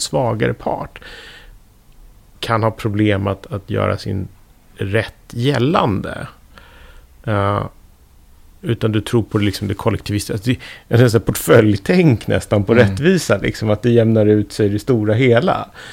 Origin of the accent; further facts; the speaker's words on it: Sweden; Som svensk